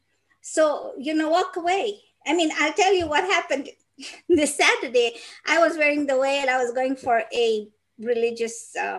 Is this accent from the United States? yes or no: no; Peru; I am not from Mexico. I'm from Peru.